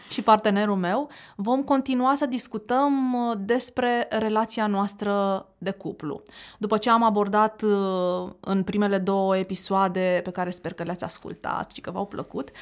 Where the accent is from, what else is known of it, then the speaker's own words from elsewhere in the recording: Constanța, Constanța County, Romania; moved away as an adult; also born or lived in Bucharest; eu veneam din Constanța, după ce făcusem liceu